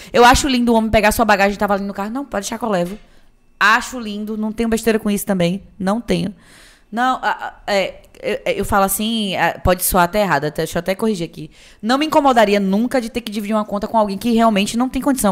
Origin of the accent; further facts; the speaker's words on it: Itabuna, Bahia, Brazil; moved away as an adult; also born or lived in Feira de Santana; eu sou cria do Santo Antônio, vista do Novo Horizonte com o pau caído. Qualquer um de Tabuna que pesquisa sabe